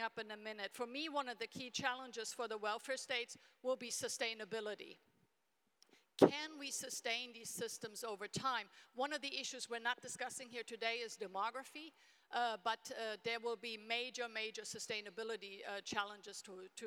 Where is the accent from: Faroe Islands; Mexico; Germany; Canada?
Germany; I grew up in Germany in a small town in the 1970s